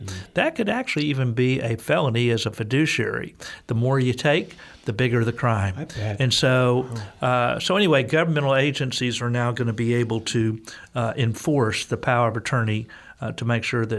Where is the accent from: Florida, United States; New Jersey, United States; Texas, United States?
Texas, United States; As a Texan, I say the names.